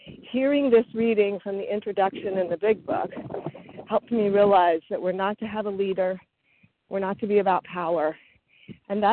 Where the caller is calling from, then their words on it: Maryland, United States; I'm calling in from Maryland, just north of D.C.